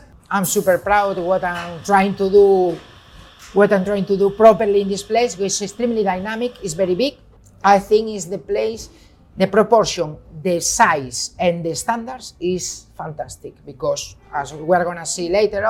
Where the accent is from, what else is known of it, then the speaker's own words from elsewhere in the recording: Galicia, Spain; English is a second language; moved away as an adult; now in London, United Kingdom; I was a guy from Galicia, from the northwest of Spain.